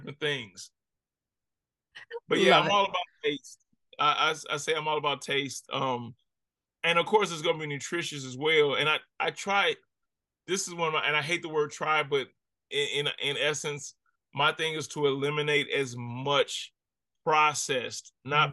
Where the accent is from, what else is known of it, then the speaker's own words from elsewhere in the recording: Ferguson, Missouri, United States; also born or lived in Miami; growing up in Ferguson, growing up in America